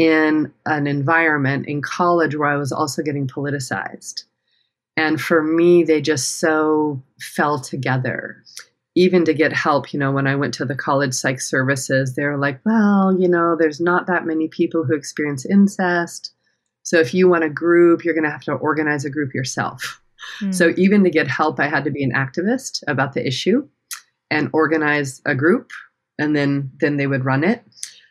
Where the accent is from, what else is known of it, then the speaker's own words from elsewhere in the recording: the Rockies in Colorado, United States; I grew up in the Rockies in Colorado in a very small town